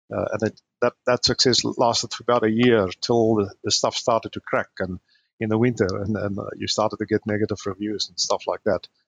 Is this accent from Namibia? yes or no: yes; Namibia; also born or lived in Stellenbosch, South Africa; now in Brisbane, Australia; I grew up in Namibia, which is in Africa, north of South Africa. That's where I grew up.